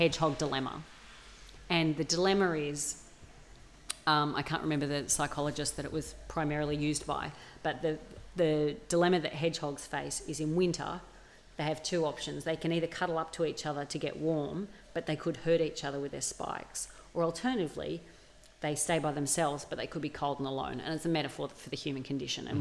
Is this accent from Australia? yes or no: yes; Australia; accent: regional Australian; I grew up in a small town. That's how my dad speaks.